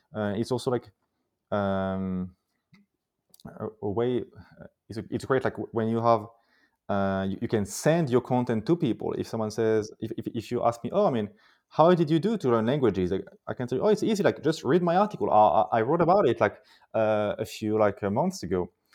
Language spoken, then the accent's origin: English; Paris, Île-de-France, France; I was born and raised in Paris